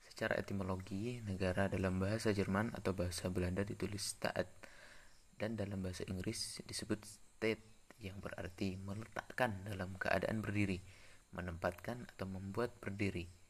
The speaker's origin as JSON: {"language": "Indonesian", "town": "Sungai Deden", "region": "West Kalimantan", "country": "Indonesia", "said": "Saya berasal dari desa Sungai Deden, kecamatan Subah, Kabupaten Sambas"}